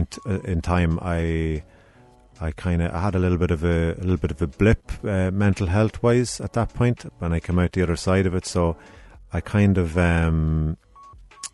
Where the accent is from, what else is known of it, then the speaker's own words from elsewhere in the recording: Ardee, Leinster, Ireland; also born or lived in Dundalk; now in Cork, Ireland; I'm from Ardee, so very close to Dundalk